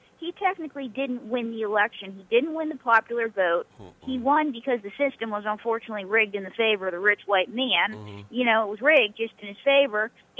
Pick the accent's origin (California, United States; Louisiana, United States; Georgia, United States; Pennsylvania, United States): Pennsylvania, United States; Western; I grew up in Western Pennsylvania where football's king.